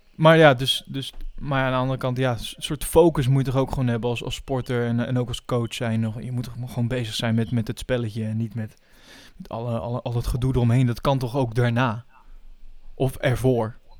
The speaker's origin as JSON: {"language": "Dutch", "country": "Netherlands", "said": "als Nederlander zijnde"}